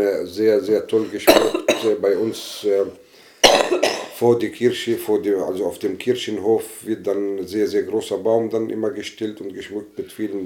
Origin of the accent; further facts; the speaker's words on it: Northern District, Israel; moved away; ich bin äh, katholischer Palästinenser aus Israel. Ich besitze also die israelische Staatsangehörigkeit. Meine Eltern leben in, äh, im Norden Galiläa